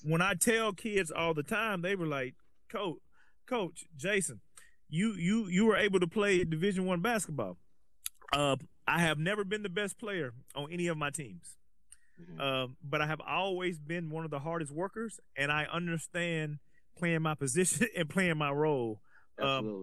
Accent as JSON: {"language": "English", "region": "Alabama", "country": "United States", "moved": "as an adult", "lives_now": "Los Angeles, United States", "said": "I'm from Alabama"}